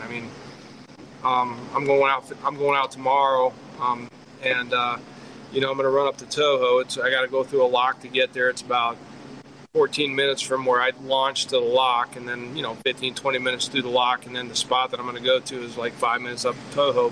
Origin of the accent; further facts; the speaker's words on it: Wyoming, United States; also born or lived in Wisconsin, United States; now in Florida, United States; I grew up trout fishing in Wyoming